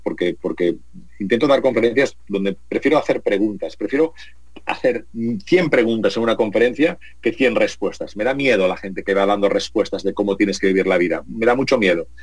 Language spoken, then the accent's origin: Spanish; Spain; que somos latinos, españoles